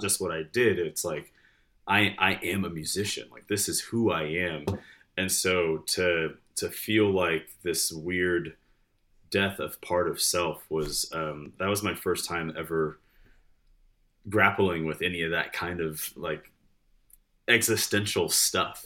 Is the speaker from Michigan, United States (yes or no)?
yes; Detroit, Michigan, United States; moved away as an adult; also born or lived in Farmington, Michigan; now in Lexington, Kentucky, United States; grew up in Michigan. I was born Detroit and spent a lot of time there, moved to the suburbs, uh, then, then moved a lot after